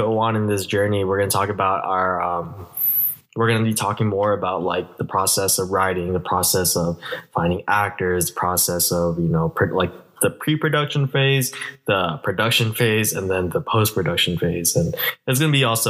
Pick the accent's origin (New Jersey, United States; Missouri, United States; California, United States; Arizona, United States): California, United States; Vallejo; I was also born and raised here in Vallejo.